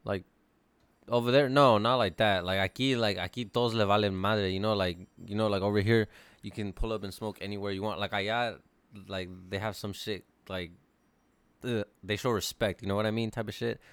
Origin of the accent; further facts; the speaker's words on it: California, United States; I'm from California